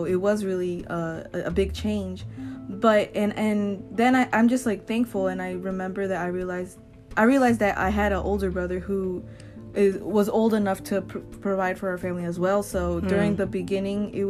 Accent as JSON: {"language": "English", "country": "United States", "tie": "born or raised there", "said": "Both of my parents are from Guatemala. They immigrated here like over 20 years ago, and I was born in the United States."}